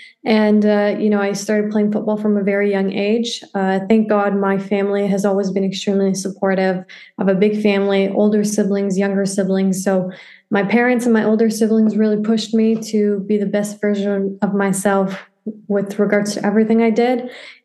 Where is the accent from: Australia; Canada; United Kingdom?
Canada; also born or lived in Afghanistan; Yeah, I grew up in Canada. I was 2 years old when I came to Canada